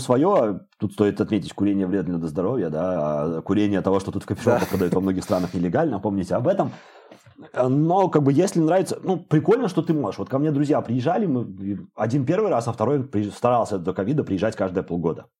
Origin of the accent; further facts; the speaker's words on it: Babruysk, Mogilev Region, Belarus; moved away as an adult; also born or lived in Minsk, Belarus; now in Amsterdam, Netherlands; в Бобруйске, я из Бобруйска